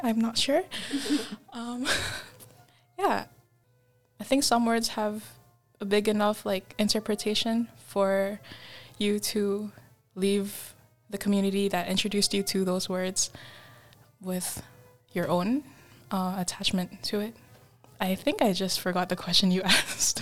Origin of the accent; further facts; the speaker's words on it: Indonesia; English is a second language; moved away; also born or lived in Japan / Canada; we grew up together in Indonesia